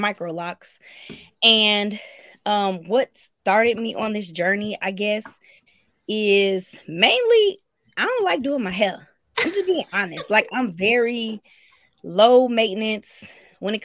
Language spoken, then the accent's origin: English; Gary, Indiana, United States; now in Georgia, United States; I am from Georgia. I am originally born and raised in Gary, Indiana